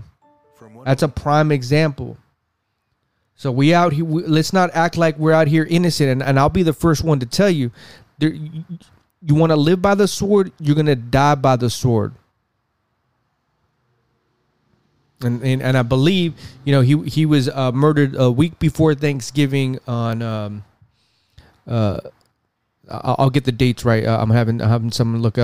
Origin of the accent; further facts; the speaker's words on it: West Coast, United States; I'm not from the South. I'm from the West Coast.